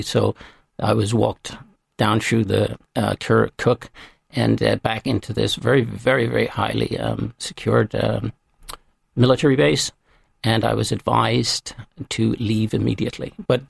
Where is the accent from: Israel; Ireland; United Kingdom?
Ireland; And when I walked across the border to no man's land, I was greeted with as royalty, as being Irish.